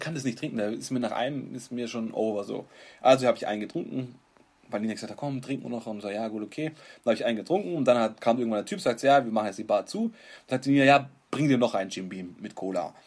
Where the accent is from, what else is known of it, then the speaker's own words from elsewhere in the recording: Stuttgart, Baden-Württemberg, Germany; Wir sind halt Stuttgarter